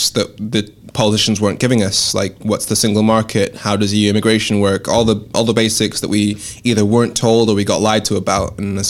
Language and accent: English; Dundee, Scotland, United Kingdom; also born or lived in Darlington, England / Swansea, Wales / Birmingham, England; I refer to my accent as fucked up because I was born in Darlington, grew up in Dundee, Swansea, Birmingham. My parents are Nigerian